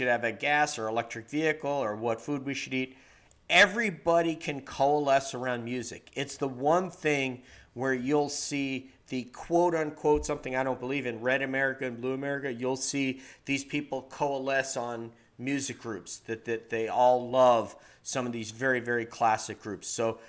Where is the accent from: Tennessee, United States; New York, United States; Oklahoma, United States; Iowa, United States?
New York, United States; when I was growing up in New York and I was living on the ranch.